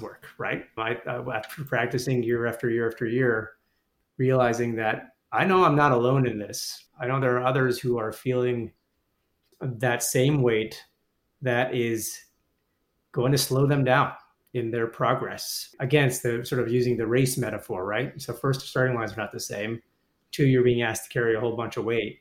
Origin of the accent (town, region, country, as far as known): Toronto, Ontario, Canada; born or raised there; moved away